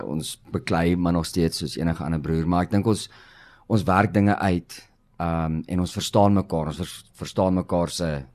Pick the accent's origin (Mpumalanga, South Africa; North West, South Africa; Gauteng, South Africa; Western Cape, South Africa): Gauteng, South Africa; Pretoria; moved away as an adult; now in Cape Town, South Africa; ons ons is oorspronklik van Pretoria af, Sensio